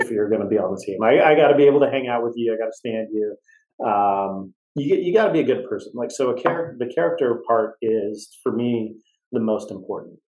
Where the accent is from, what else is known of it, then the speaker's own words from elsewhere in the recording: West Coast, United States; I grew up on the West Coast